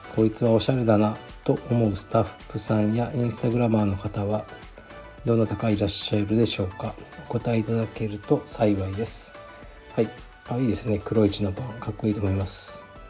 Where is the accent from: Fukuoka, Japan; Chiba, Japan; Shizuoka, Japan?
Fukuoka, Japan; 僕もそうですけどね